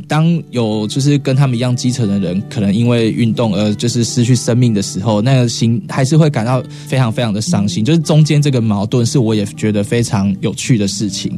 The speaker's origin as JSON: {"language": "Chinese", "region": "Chiayi", "country": "Taiwan", "said": "我们都是嘉义人"}